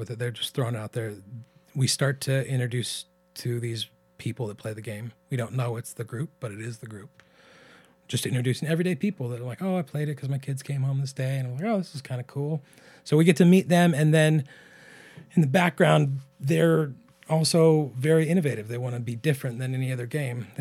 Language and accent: English; Pilot Rock, Oregon, United States; also born or lived in Portland, Oregon; we're from Eastern Oregon